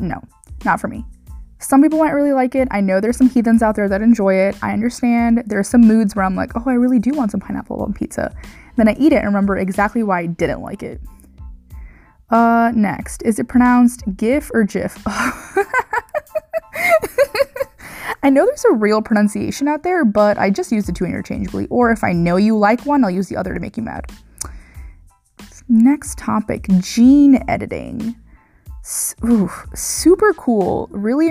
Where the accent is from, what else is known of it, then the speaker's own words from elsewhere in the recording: St. Louis, Missouri, United States; moved away; I'm from Missouri. If you guys didn't know, I'm from St. Louis. I grew up in St. Louis